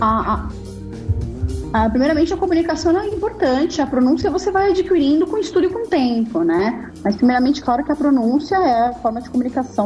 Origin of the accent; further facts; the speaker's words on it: São Paulo, Brazil; nós que somos de São Paulo